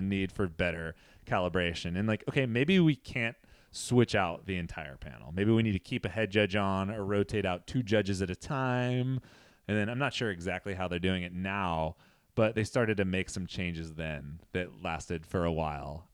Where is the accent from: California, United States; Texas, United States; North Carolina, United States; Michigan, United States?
California, United States; Central Valley; I'm from the Central Valley.